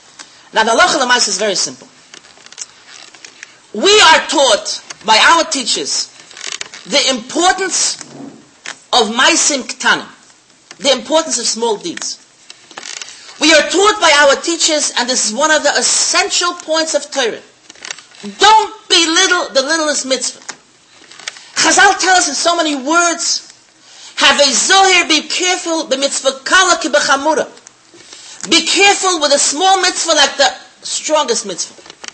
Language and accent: English; Switzerland; English is a second language; moved away; And I came from Switzerland. I didn't know the language. And I decided it's too much for me. I'm going back home.